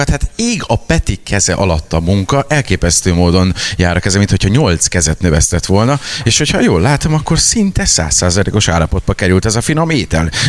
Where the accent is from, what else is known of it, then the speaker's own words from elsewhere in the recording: Italy; Hungarian is a second language; Már azért mondom, hogy olasz vagyok